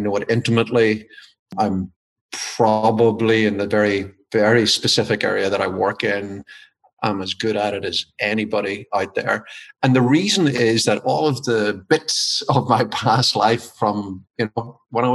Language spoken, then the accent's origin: English; Ireland; moved away as an adult; also born or lived in Washington, D.C., United States; now in Maryland, United States; I've been in the States for 20 years, but my accent has decided not to relocate. I'm originally from Ireland